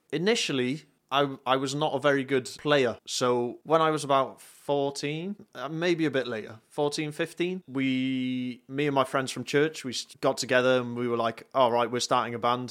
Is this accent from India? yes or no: no; North Wales, United Kingdom; moved away as an adult; now in South Wales, United Kingdom; I'm from North Wales. Uh, I currently live in South Wales.